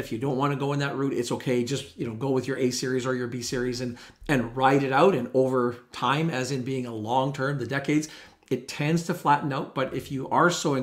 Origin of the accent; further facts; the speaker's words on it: Canada; as a Canadian investor here